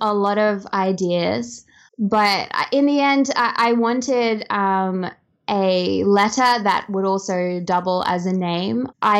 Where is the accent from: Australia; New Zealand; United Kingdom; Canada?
Australia; As Australian, I feel like it's kind of like the ultimate Aussie name.